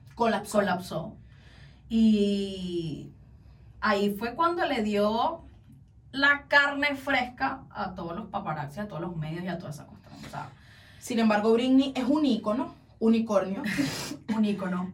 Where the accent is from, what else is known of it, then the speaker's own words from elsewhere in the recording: Caracas, Capital District, Venezuela; Yo soy de las colinas de Ruperto Lugo